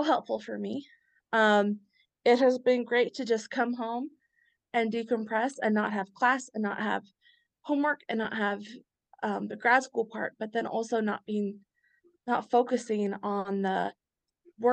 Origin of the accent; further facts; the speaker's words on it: near Lawrence, Kansas, United States; now in Lawrence, United States; I live in Lawrence, close to my hometown